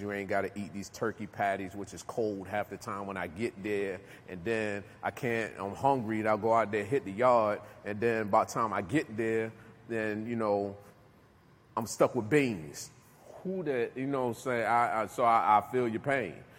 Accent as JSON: {"language": "English", "town": "Newark", "region": "New Jersey", "country": "United States", "moved": "yes", "lives_now": "Virginia, United States", "said": "I'm from New Jersey, Newark, New Jersey, right? I come down here to Virginia"}